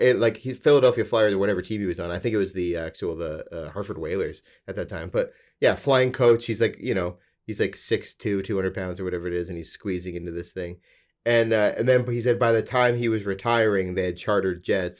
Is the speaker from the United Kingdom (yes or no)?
no; Alberta, Canada; I'm from Alberta, where the legal drinking age is eighteen